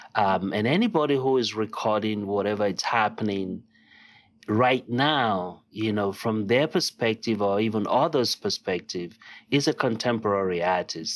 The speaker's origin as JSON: {"language": "English", "region": "Lagos", "country": "Nigeria", "tie": "born or raised there", "first_language": "Yoruba", "second_language": "English", "moved": "yes", "lives_now": "United States", "said": "I was born and raised in Lagos, Nigeria"}